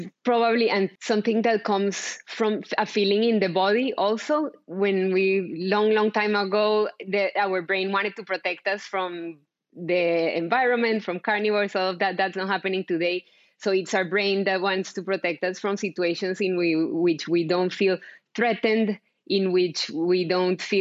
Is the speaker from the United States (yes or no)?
no; Colombia; moved away; I'm from Colombia, I think I forgot to mention, but I was born and raised in Colombia.